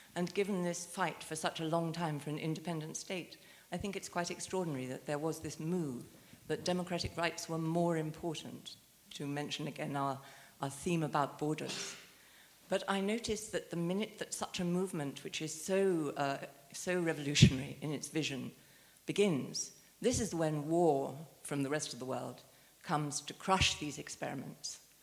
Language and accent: English; United Kingdom; as a British woman